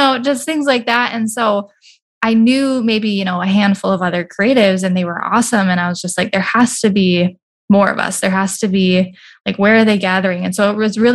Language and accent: English; Bismarck, North Dakota, United States; also born or lived in Minneapolis, Minnesota; my background is I grew up in Bismarck, but then I went to the Twin Cities for college